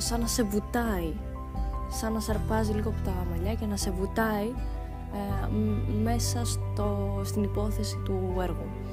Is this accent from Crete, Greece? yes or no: no; Kavala, Eastern Macedonia and Thrace, Greece; also born or lived in Thasos / Thessaloniki; now in Athens, Greece; η καταγωγή μου είναι από τη Θάσο, από το νησί της Θάσου και μεγάλωσα καβάλα